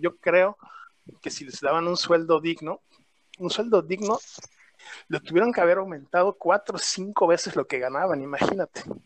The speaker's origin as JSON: {"language": "Spanish", "country": "Mexico", "also_born_or_lived": "Toronto", "said": "yo ese día decidí regresarme a México"}